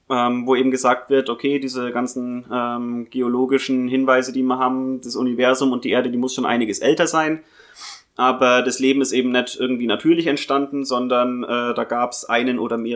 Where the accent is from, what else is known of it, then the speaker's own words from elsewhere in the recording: Bavaria, Germany; Ursprünglich geboren und aufgewachsen bin ich im Fichtelgebirge. Das ist nochmal eine Dreiviertelstunde weiter äh, östlich von Bayreuth aus gesehen, aber ähnliche Region.